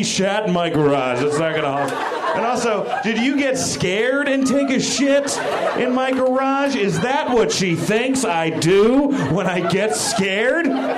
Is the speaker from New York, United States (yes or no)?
yes; New York, United States; I'm a New Yorker